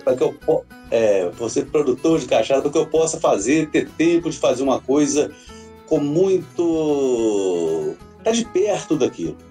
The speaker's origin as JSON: {"language": "Portuguese", "town": "Caputira", "region": "Minas Gerais", "country": "Brazil", "tie": "born or raised there", "also_born_or_lived": "Belo Horizonte", "moved": "as an adult", "said": "Eu sou aqui natural de Caputira, deixei a cidade aqui há mais de 30 anos, quando eu fui para Belo Horizonte"}